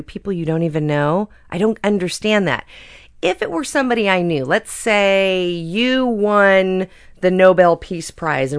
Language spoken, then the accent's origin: English; Seattle, Washington, United States; I'm from Seattle